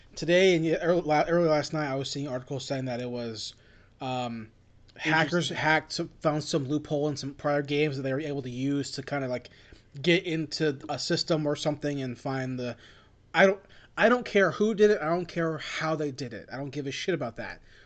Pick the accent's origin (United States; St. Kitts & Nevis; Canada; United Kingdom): United States; I am Asian American